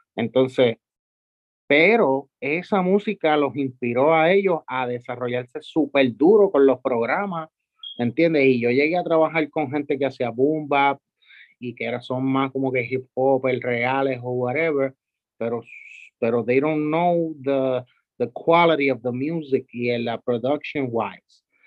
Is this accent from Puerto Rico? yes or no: yes; San Juan, Puerto Rico; yo soy de Santurce toda la vida también, so, criándome por ahí